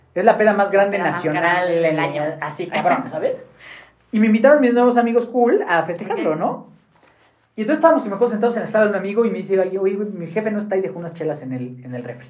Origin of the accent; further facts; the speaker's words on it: Mexico City, Mexico; yo nací en la Ciudad de México con una familia pues muy convencional